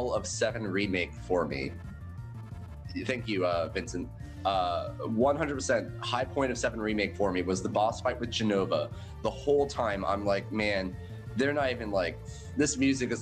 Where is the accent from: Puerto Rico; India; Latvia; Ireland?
Puerto Rico; I'm Puerto Rican